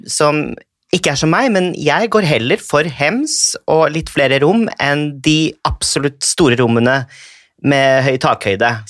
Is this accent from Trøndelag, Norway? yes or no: no; Bygdøy, Oslo, Norway; Jeg er fra Bygdøy, vet du.